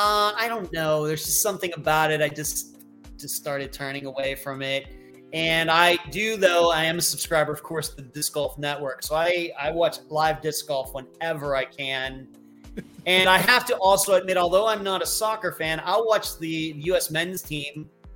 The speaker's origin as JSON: {"language": "English", "region": "Pennsylvania", "country": "United States", "also_born_or_lived": "Las Vegas", "lives_now": "Florida, United States", "said": "I'm originally from Western Pennsylvania and I lived there. I went to college at Grove City College, which is also in Western Pennsylvania, but going up toward Erie. And I moved to Las Vegas in 1998."}